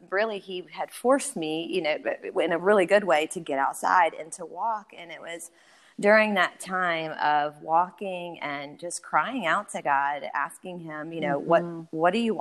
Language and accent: English; Louisiana, United States; moved away as an adult; also born or lived in Georgia; I grew up in Louisiana. So I'm a Cajun-born girl. Grew up in the bayou.